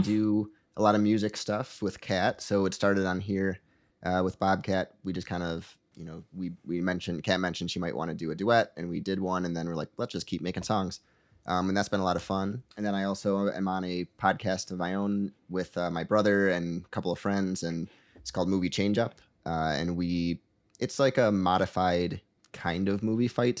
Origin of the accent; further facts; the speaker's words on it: Michigan, United States; I'm from Michigan